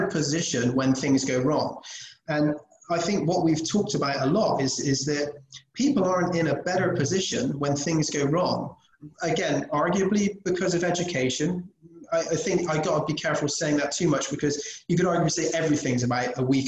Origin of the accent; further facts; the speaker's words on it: England, United Kingdom; moved away; we're English, British.